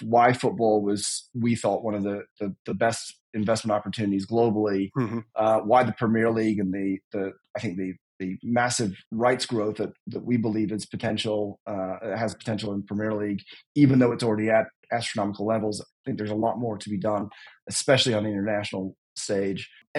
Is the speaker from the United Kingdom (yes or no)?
yes; United Kingdom; although my accent does not give it away anymore, being a British football fan